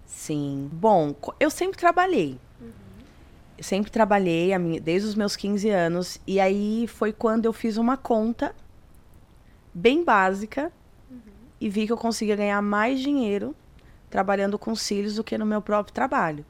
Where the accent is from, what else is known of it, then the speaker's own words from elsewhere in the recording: São Paulo, Brazil; eu sou do de São Paulo, do extremo leste.